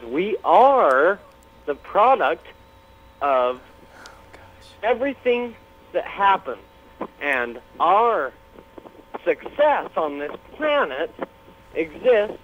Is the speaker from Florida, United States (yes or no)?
no; Salt Lake City, Utah, United States; now in Los Angeles, United States; I'm in L.A. I'm from Salt Lake.